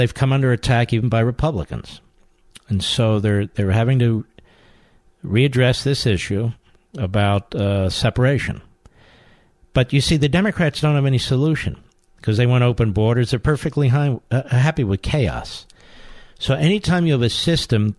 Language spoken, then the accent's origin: English; Cheltenham, Pennsylvania, United States; I grew up in Cheltenham